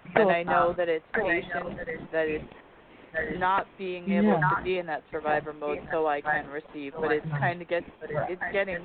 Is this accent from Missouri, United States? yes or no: no; San Diego, California, United States; from San Diego.